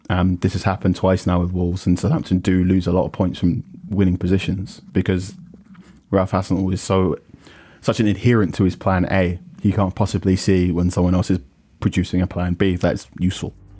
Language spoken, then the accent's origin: English; Ghana; as a Ghanaian person